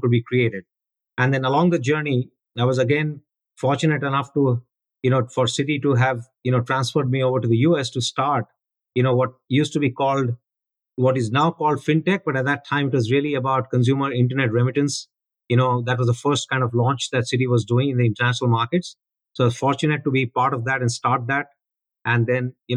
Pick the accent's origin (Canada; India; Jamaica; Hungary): India; Delhi; moved away; growing up in India